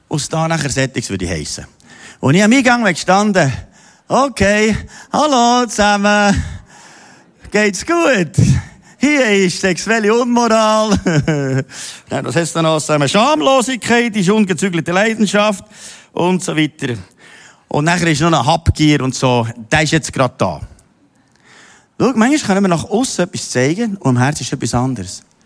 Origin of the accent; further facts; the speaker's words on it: Simmental, Bern, Switzerland; ich bin im Bauer aufgewachsen, im Simmental hinter